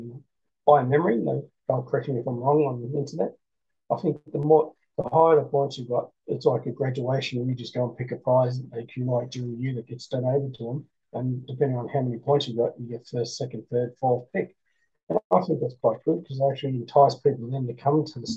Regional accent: Australia; I'm an Australian

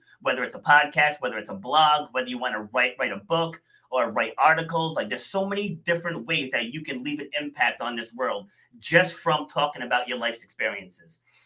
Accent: Rhode Island, United States; also born or lived in New York City; I was born in New York City, but I spent I think we moved to Rhode Island when I was 2.5, I want to say. So I'm definitely from Rhode Island

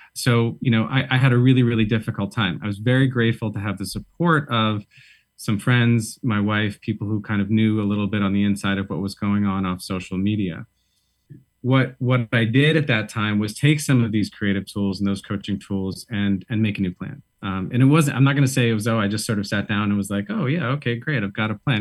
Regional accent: Boston, Massachusetts, United States; moved away as an adult; also born or lived in San Francisco / Brooklyn / upstate New York; now in New York, United States; I'm from Boston originally

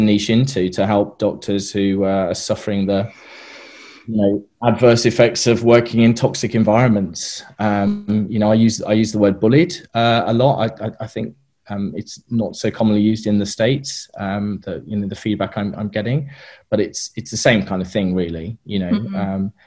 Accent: United Kingdom; moved away as an adult; also born or lived in Australia; now in New Zealand; we're British, and we're going back to the UK in the summer.

